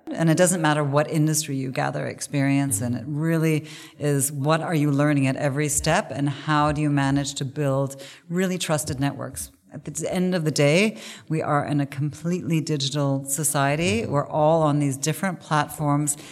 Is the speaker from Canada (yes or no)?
yes; Canada; moved away as an adult; now in Germany; I grew up in in English speaking Canada